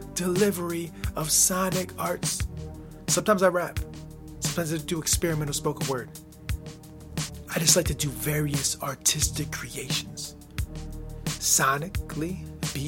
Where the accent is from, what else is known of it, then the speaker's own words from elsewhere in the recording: United States; my home country, the United States of America. It's where I live